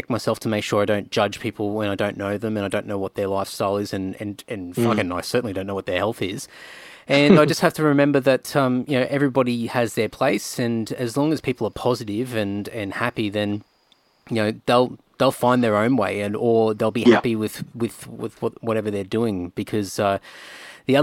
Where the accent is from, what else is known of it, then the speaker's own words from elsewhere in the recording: Rockhampton, Queensland, Australia; I grew up in Rocky